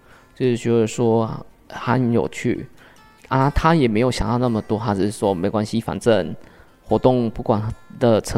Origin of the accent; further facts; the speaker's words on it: Changhua County, Taiwan; 那彰化应该来讲，就是说我常常听到说彰化一直都不进步，可是从看国外角度再看自己的家乡，还是非常的美。